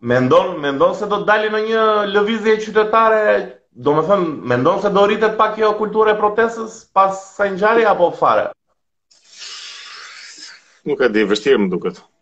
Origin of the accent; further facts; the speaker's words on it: southern Albania, Albania; Si jam nga Tirana, them drejtën, ëh, se jam nga jugu unë vlla